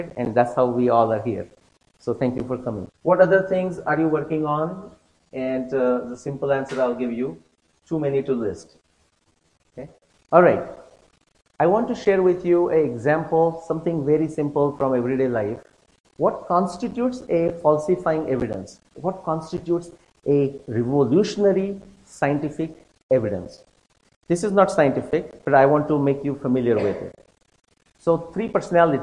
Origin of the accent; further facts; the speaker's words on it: India; me being an Indian